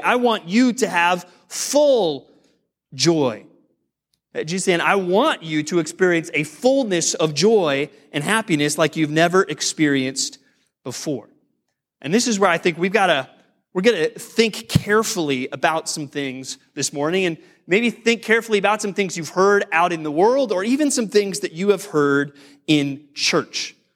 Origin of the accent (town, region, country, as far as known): United States